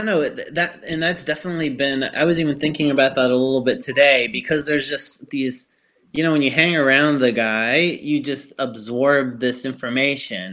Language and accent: English; Chicago, Illinois, United States; accent: Yankee accent; now in Alabama, United States; I'm from Chicago